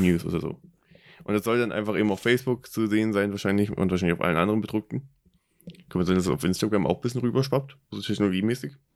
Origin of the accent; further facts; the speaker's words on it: Germany; mein Heimatland, Deutschland